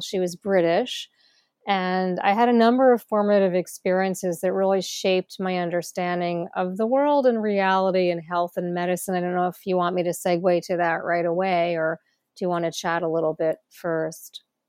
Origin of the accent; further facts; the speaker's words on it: New Jersey, United States; I was born in New Jersey in the United States. Um, I grew up in a suburban town